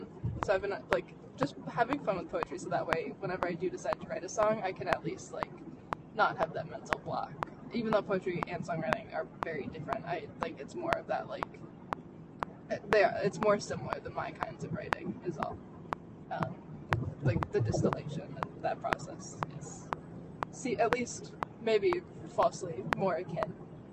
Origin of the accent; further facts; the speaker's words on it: Chicago, Illinois, United States; I'm from Chicago, so I've witnessed Wisconsin drivers all the time